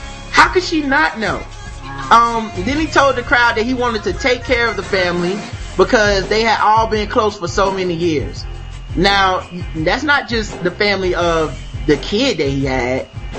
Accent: North Carolina, United States; I don't speak Spanish. I'm from North Carolina.

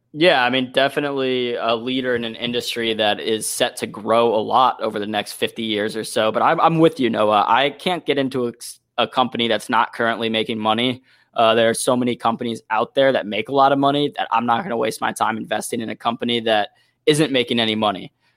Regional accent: St. Louis, Missouri, United States; now in Detroit, United States; Saint Louis, Missouri, my hometown.

